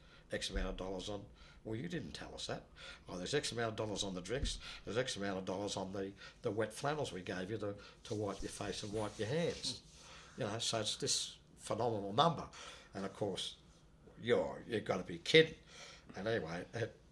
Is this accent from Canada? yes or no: no; Australia; I'm from Australia